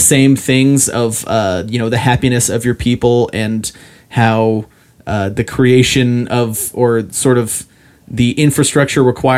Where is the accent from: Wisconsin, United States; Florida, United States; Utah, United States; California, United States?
Utah, United States; Ogden; in my hometown there's a dog food factory